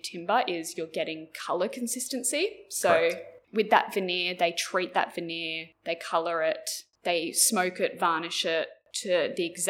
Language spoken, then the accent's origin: English; New South Wales, Australia; now in Queensland, Australia; I grew up in New South Wales